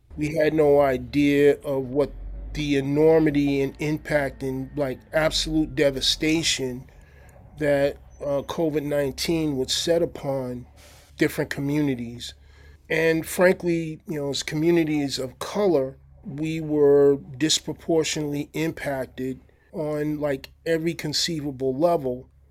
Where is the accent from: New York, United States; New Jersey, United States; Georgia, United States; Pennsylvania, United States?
New York, United States; moved away as an adult; now in Santa Barbara, United States; I'm from New York originally